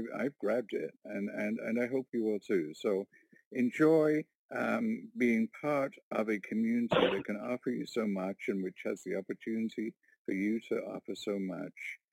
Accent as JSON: {"language": "English", "town": "Warkworth", "region": "Ontario", "country": "Canada", "said": "I'm from Warkworth, Ontario, a little rural community of 700 people"}